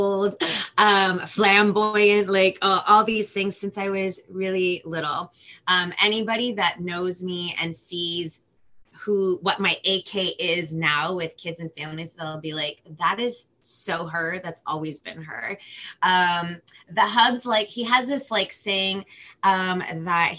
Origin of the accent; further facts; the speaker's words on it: Los Angeles, California, United States; first language Spanish; English is a second language; I'm from Los Angeles, California.